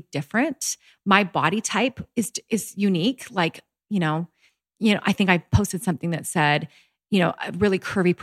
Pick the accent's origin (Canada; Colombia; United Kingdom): Canada; moved away as an adult; also born or lived in Utah; I was brought up in Canada, very healthy, you know, family